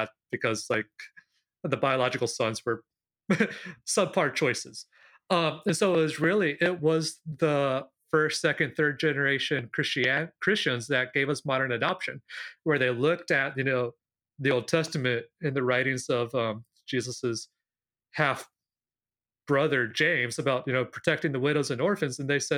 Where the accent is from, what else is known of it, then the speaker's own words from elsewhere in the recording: Peru; why I'm in Peru, why I grew up in Peru, but I'm also not a Peruvian citizen